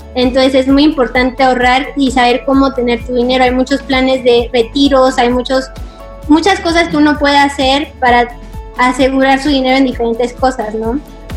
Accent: Mexico; soy mexicana

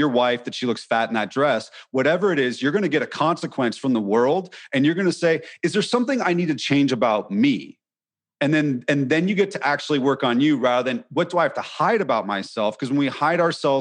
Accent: California, United States; moved away as an adult; also born or lived in Nashville, Tennessee; I'm from California

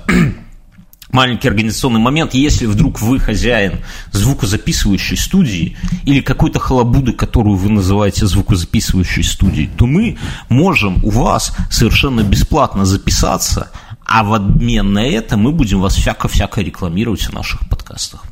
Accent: Belarus

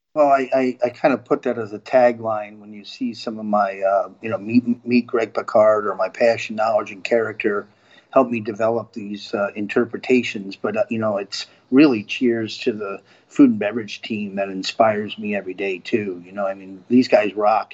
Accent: upstate New York, United States; now in Florida, United States; I grew up uh, in upstate New York

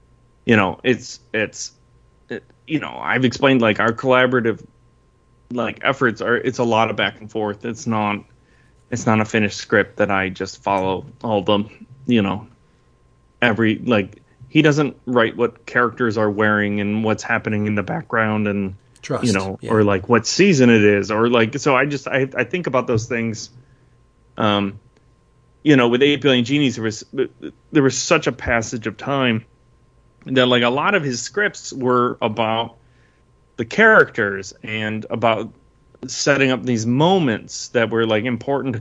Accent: Southeast Michigan, United States; I grew up in Southeast Michigan

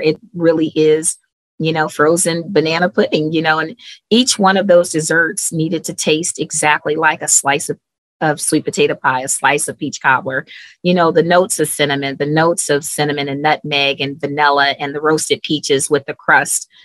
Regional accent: Cleveland, Ohio, United States; moved away as an adult; I'm originally from Cleveland, Ohio.

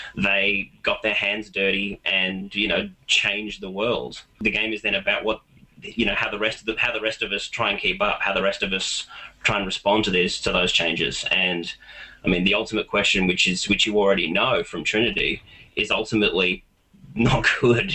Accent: Australia; I am an Australian

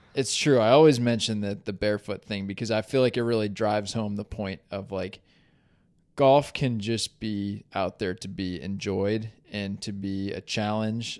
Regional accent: Williamstown, Massachusetts, United States; I grew up in Williamstown.

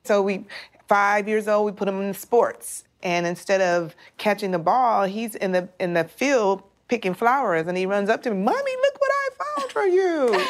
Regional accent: Midwest, United States; We're from the Midwest

